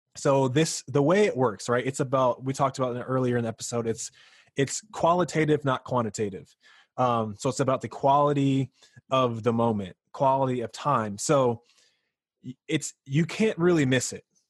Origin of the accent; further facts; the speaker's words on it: North Carolina, United States; moved away; I'm from North Carolina